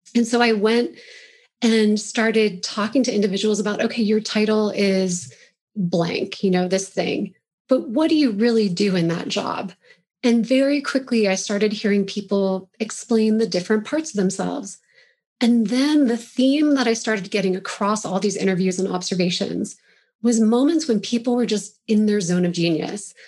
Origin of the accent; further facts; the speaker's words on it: Roaring Fork Valley, Colorado, United States; also born or lived in Pennsylvania / Chicago; I grew up in the Longfork Valley by Aspen and Snowmass